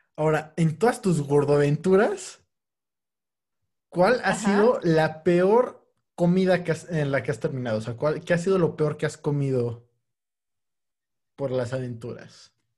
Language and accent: Spanish; Mexico; como buen mexicano